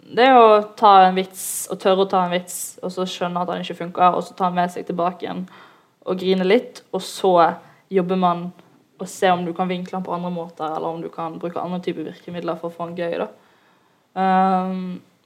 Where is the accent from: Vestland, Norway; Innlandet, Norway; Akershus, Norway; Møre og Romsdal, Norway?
Vestland, Norway; Bergen; jeg er en jente fra Loddefjord